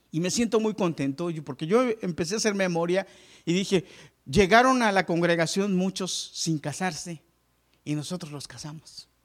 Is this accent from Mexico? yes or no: yes; Mexico; moved away as an adult; hace muchos años yo decidí, yo me vine de México sin terminar la universidad. Me quedé a medias.